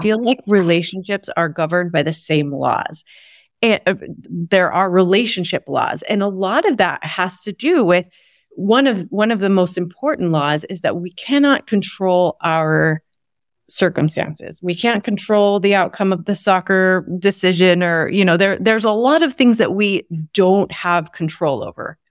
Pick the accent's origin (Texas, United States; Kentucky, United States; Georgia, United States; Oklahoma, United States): Texas, United States; I grew up in Texas in the Bible Belt